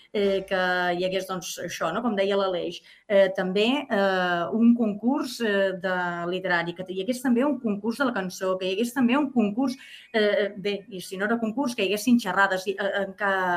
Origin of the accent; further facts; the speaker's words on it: Mont-roig del Camp, Catalonia, Spain; jo soc de Montroig del Camp